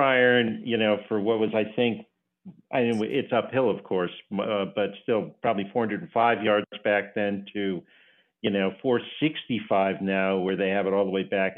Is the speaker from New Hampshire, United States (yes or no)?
no; Connecticut, United States; also born or lived in Boston; I grew up in Connecticut